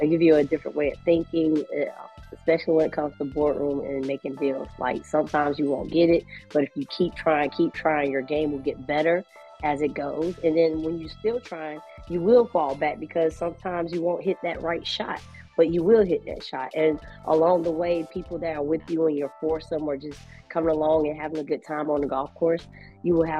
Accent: Augusta, Georgia, United States; also born or lived in South Carolina; Growing up in inner city, I'm from Augusta, Georgia

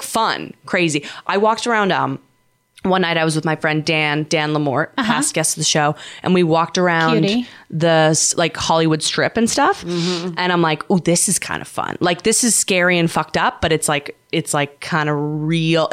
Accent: Vancouver, British Columbia, Canada; now in New York, United States; I'm from Vancouver.

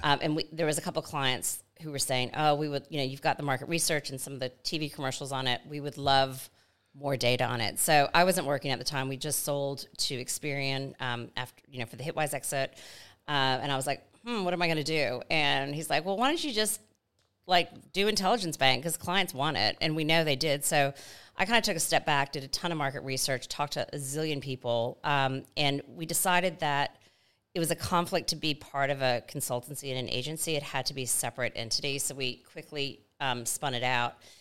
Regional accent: Atlanta, Georgia, United States; moved away as an adult; also born or lived in New York City; now in Australia; grew up in Atlanta, Georgia, in the Deep South

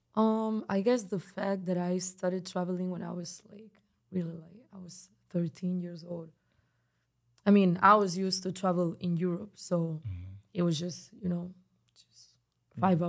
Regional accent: Barcelona, Catalonia, Spain; English is a second language; moved away as an adult; now in New York, United States; I speak um, Spanish and Catalan because in Barcelona we speak both

